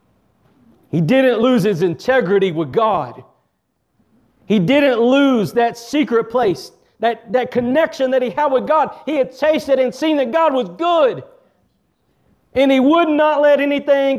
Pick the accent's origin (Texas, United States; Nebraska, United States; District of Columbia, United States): Texas, United States; I'm from Texas